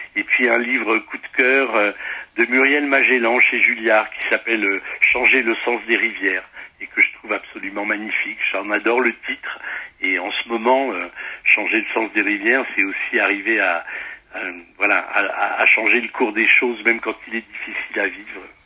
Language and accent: French; the Midi, southern France, France; now in Paris, France; je suis natif du, du, midi de la France, donc c'est ma maison natale